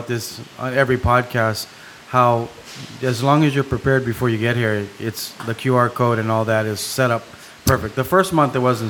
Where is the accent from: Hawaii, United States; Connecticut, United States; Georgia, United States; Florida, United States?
Hawaii, United States; Lanai; I'm born and raised Lana'i and I'm Hawaiian.